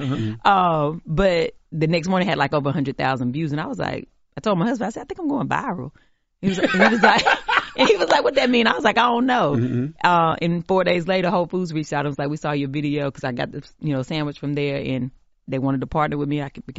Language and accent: English; the South, United States; We're enough just as we are, even if we're from the country, even if we're from the South.